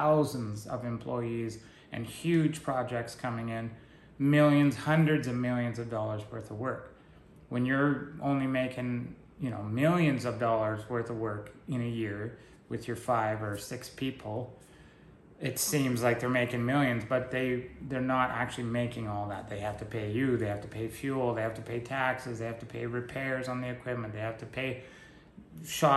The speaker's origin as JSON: {"language": "English", "region": "British Columbia", "country": "Canada", "tie": "born or raised there", "moved": "yes", "said": "I was born in British Columbia and why I don't live there anymore"}